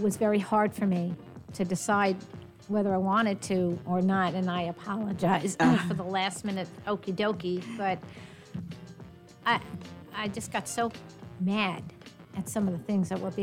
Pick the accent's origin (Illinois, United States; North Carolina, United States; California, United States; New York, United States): New York, United States; now in Texas, United States; I'm a New Yorker by birth and a Texan by choice